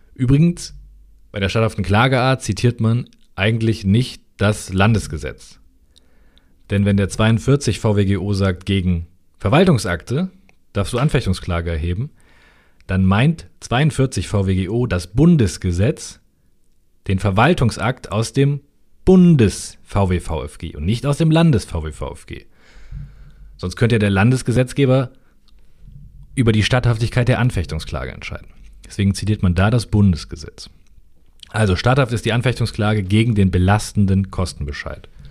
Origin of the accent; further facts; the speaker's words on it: North Rhine-Westphalia, Germany; Ich komme aus NRW.